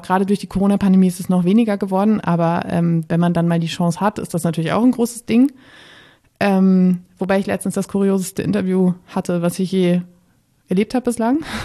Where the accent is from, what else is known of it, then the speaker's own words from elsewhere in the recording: Münsterland, North Rhine-Westphalia, Germany; moved away as an adult; also born or lived in Bremen; now in Berlin, Germany; ich bin im Münsterland aufgewachsen, ähm, in einem ja, kleinen Städtchen, Dörfchen